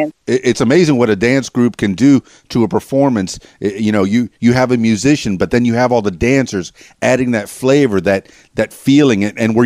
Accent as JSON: {"language": "English", "town": "Miami", "region": "Florida", "country": "United States", "said": "yeah, I'm from Miami, so I'm familiar with every one of those dances that you were talking about."}